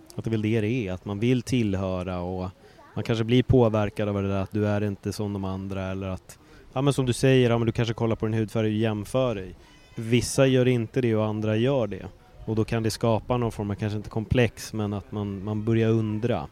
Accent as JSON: {"language": "Swedish", "town": "Stockholm", "region": "Stockholm County", "country": "Sweden", "tie": "born or raised there", "also_born_or_lived": "Östberga, Stockholm", "moved": "yes", "said": "jag var bara en jävla stockholmare"}